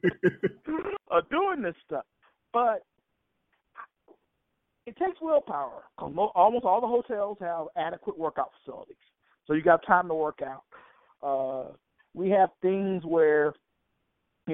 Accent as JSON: {"language": "English", "region": "Alabama", "country": "United States", "tie": "born or raised there", "said": "I grew up in Alabama"}